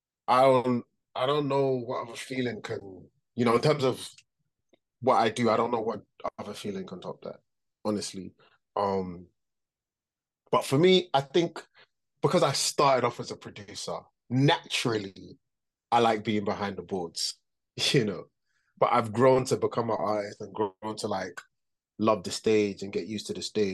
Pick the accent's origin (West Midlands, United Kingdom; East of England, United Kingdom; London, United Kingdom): London, United Kingdom; I grew up in London, though